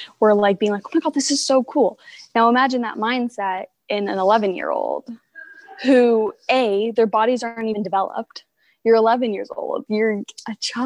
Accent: Prince George, British Columbia, Canada; also born or lived in Quesnel; I've actually lived in Prince George almost my whole life, but a fun fact about me is that I was born in Quesnel

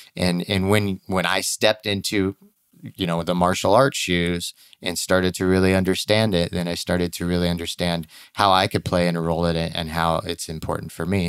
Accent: Missouri, United States; moved away; growing up in Missouri

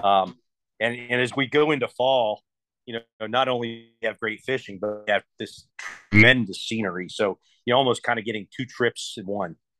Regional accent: Ohio, United States; moved away as an adult; growing up in Ohio, you know, I was fishing lakes

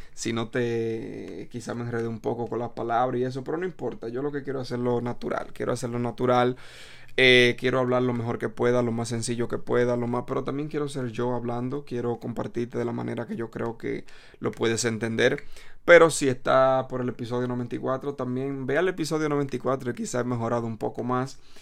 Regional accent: Dominican Republic; now in New York City, United States; soy dominicano

